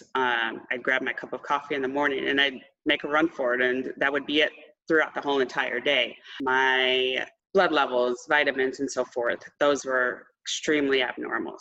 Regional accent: Austin, Texas, United States; I'm from Austin, Texas

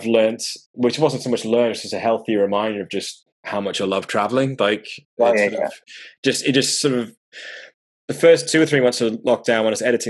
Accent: Durham, North East England, United Kingdom; moved away; I grew up in the north, I grew up in Durham

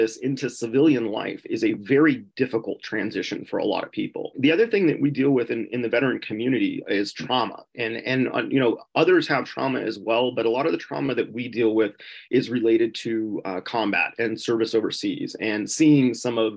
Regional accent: Southern California, United States; also born or lived in Upper Peninsula of Michigan; now in Michigan, United States; I worked on farms growing up in Southern California

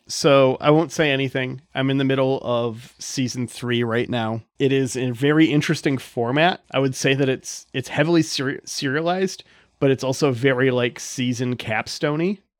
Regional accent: United States; I'm from America

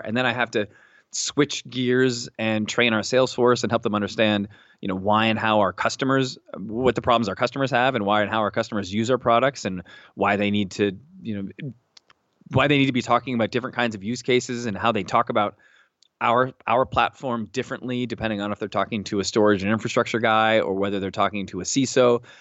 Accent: Seattle, Washington, United States; moved away as an adult; also born or lived in New York City / central New Jersey; now in New Jersey, United States; I grew up in Seattle, Washington

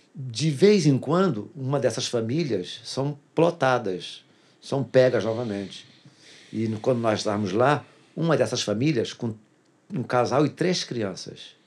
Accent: Duque de Caxias, Rio de Janeiro, Brazil; eu sou nascido e criado em Duque de Caxias

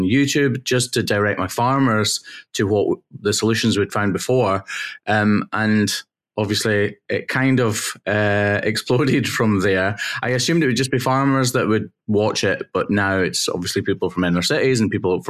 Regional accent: Wigtownshire, Southwest Scotland, United Kingdom; I am a farmer's son working in Southwest Scotland, so Wigtonshire, Southwest Scotland.

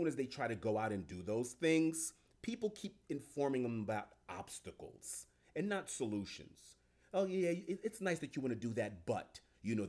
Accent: New York City, New York, United States; also born or lived in Italy; I'm from Jamaica, Queens, New York

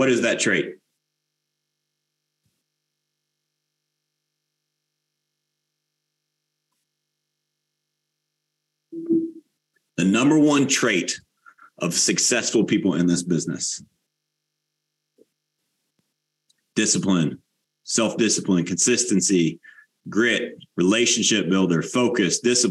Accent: United States; we as the American people

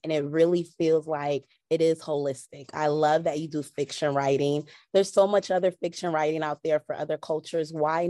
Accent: United States; as an African-American, growing up in America

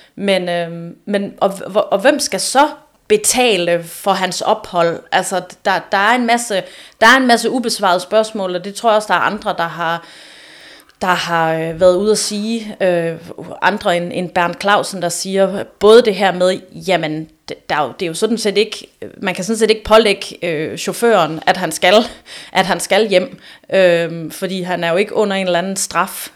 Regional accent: Aarhus, Central Denmark Region, Denmark; jeg er jo også Aarhusianer

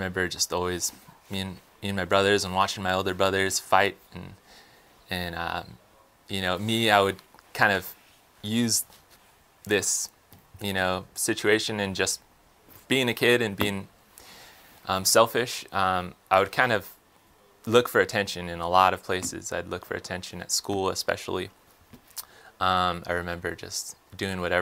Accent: outside of Los Angeles, California, United States; moved away as an adult; now in Texas, United States; I was raised in California, and my mother and my father, and in a place outside of Los Angeles

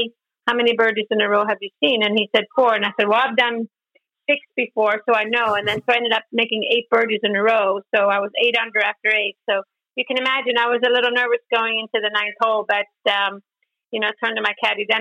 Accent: Sweden; moved away as an adult; also born or lived in Orlando; growing up in Sweden in the Swedish national team

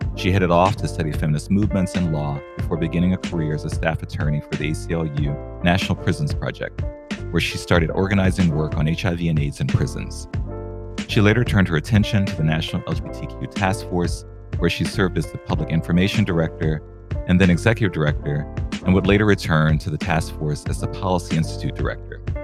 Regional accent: New Orleans, Louisiana, United States; moved away; I'm a New Orleans boy

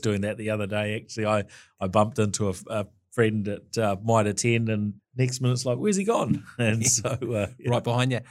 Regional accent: Dunedin, Otago, New Zealand; moved away as an adult; now in Auckland, New Zealand; I was born in Dunedin in Queen Mary Hospital

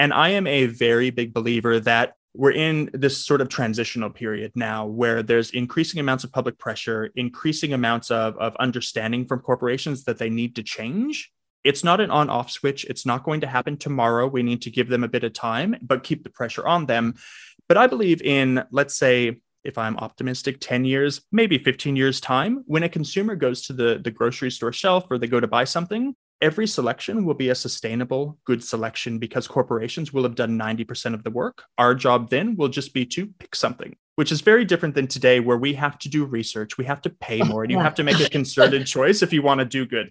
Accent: Southern California, United States; I'm from Southern California

